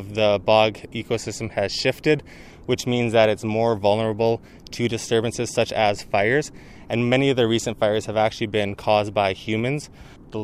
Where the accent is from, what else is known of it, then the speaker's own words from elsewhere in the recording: Delta, British Columbia, Canada; I grew up in North Delta